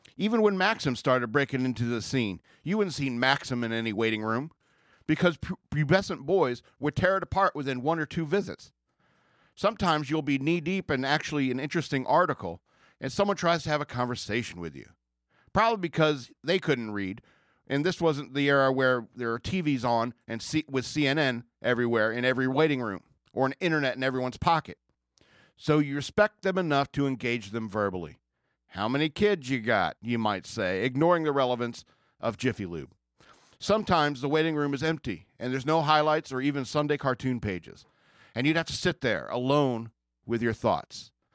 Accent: United States; I grew up in America

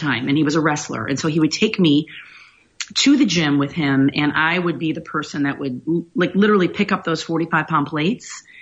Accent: Griffith, Indiana, United States; moved away as an adult; also born or lived in Gary, Indiana / Decatur, Illinois / Chicago, Illinois; now in Boca Raton, United States; I grew up in Indiana. So I was born in Gary, Indiana, and I grew up in Griffith, Indiana

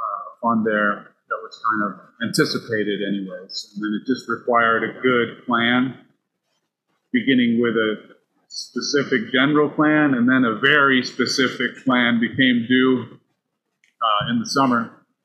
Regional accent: Enfield, Connecticut, United States; Connecticut. Yeah, Enfield, Connecticut. It's on I-91, which is where you find Hartford, and then you find Springfield, Mass.

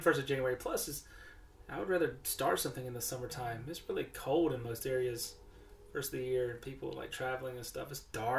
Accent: New Jersey, United States; moved away; growing up in Jersey

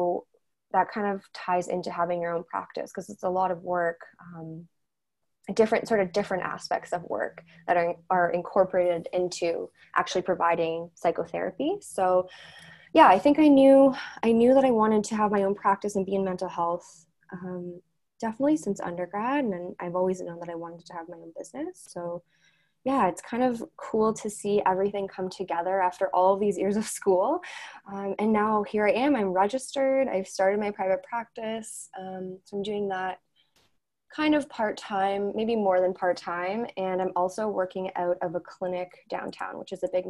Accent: Courtice, Ontario, Canada; also born or lived in Haliburton; now in Toronto, Canada; I grew up in Curtis

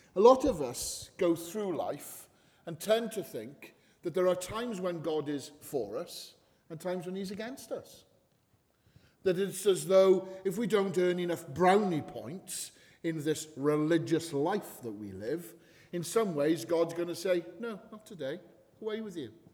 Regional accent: Wales, United Kingdom; I'm a man, I'm Welsh, I'm a Baptist

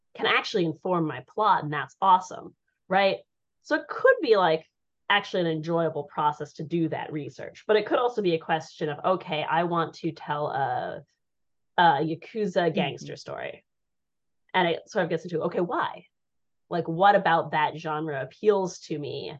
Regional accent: Colorado, United States; I grew up in Colorado.

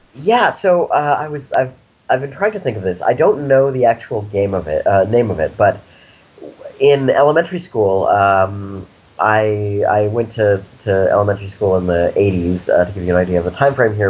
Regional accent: Snowmass Village, Colorado, United States; now in San Francisco, United States; I grew up in Colorado, actually, in a small town in the mountains called Snowmass Village

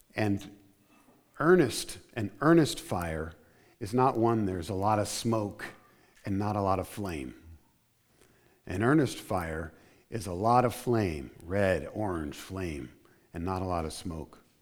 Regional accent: New Jersey, United States; also born or lived in Arizona; I consider myself from South Jersey

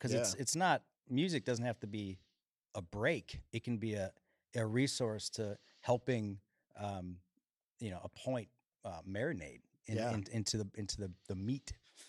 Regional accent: Chicago, Illinois, United States; So I grew up in Chicago, Illinois. mm-hmm. and started playing music out there.

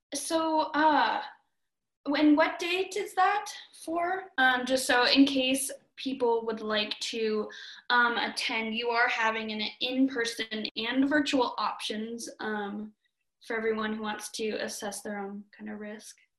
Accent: Minnesota, United States; now in Missoula, United States; a Minnesotan

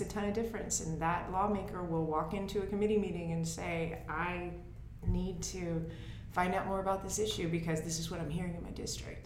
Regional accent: Lexington, Tennessee, United States; also born or lived in Jackson, Tennessee; now in San Francisco area, United States; we're both originally from Lexington, and now Ben lives in Jackson, and I lived in Jackson for quite some time, and now I live uh, just south of San Francisco

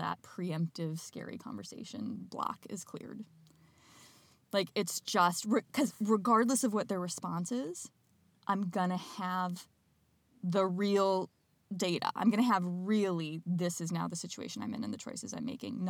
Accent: Midwest, United States; I'm from the Midwest

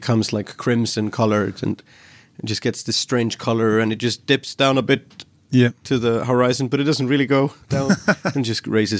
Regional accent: Reykjavik, Capital Region, Iceland; English is a second language; I grew up in Reykjavik, which is the capital, and also like where one third of the population lives.

